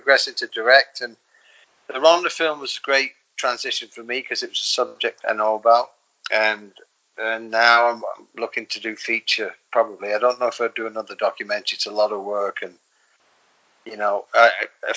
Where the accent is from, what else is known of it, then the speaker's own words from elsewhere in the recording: the north of England, United Kingdom; moved away as an adult; now in Los Angeles, United States; I'm from England, as you know, and I'm from the north of England, and jokes and stories we grew up with.